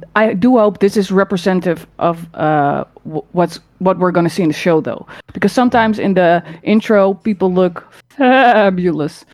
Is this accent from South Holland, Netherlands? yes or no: yes; Rotterdam, South Holland, Netherlands; now in Utrecht, Netherlands; I was born in Rotterdam.